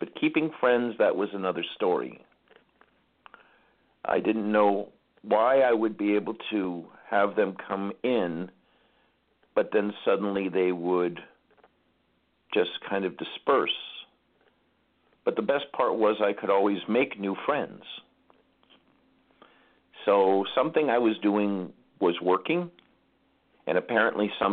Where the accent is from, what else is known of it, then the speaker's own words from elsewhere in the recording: Los Angeles, California, United States; I grew up in Los Angeles.